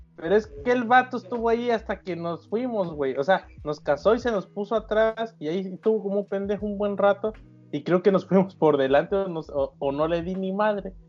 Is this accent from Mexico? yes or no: yes; Veracruz, Mexico; soy jarocho